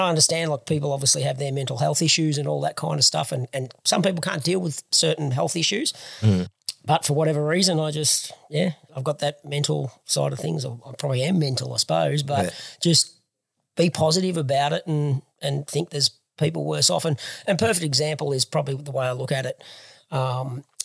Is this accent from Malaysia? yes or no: no; Warrnambool, Victoria, Australia; Born and bred in Warrnambool back in 1974